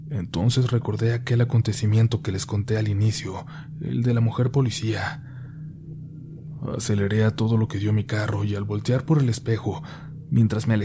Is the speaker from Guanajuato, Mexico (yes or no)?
yes; Celaya, Guanajuato, Mexico; Soy de Celaya, Guanajuato, una ciudad que actualmente pareciera que se encuentra en guerra entre la Guardia Nacional y dos carteles muy fuertes de México